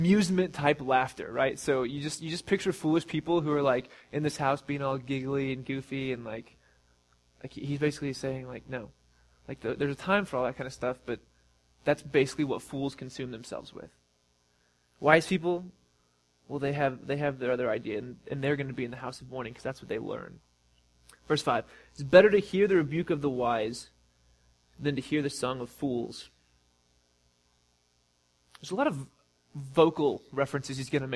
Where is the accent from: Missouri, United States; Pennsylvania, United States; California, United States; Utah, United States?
Missouri, United States; we're from Missouri